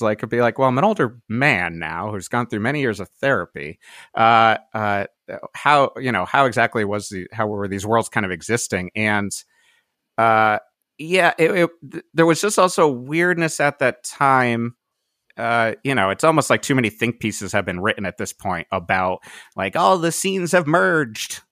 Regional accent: Cheshire, Connecticut, United States; moved away as an adult; also born or lived in Boston / New York / Brooklyn; now in Pasadena, United States; both me and Jay uh, from … and … uh, both grew up in Cheshire, Connecticut.

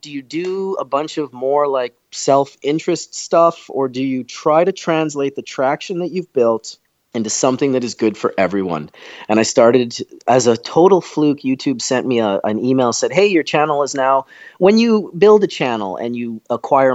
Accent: Canada; also born or lived in Manitoba; As a Canadian

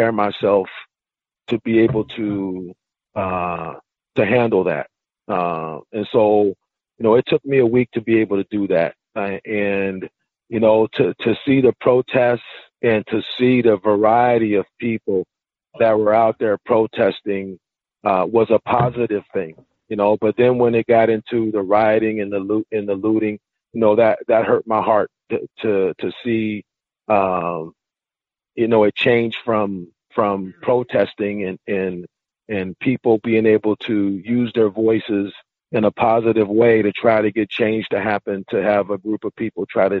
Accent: Richmond, California, United States; moved away; I'm from Richmond, California, and, you know, the Black Panthers were real big. You know, in my community as a, you know, as a child

